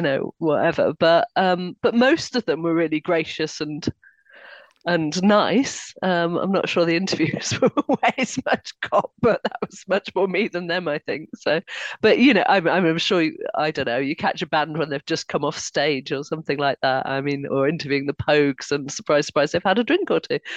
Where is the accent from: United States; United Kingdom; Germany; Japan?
United Kingdom; Harrogate, Yorkshire and the Humber; I grew up in Harrogate